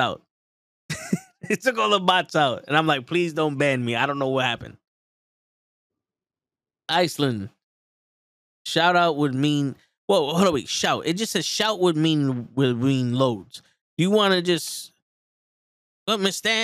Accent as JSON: {"language": "English", "town": "New York City", "region": "New York", "country": "United States", "said": "I'm from the Bronx, baby."}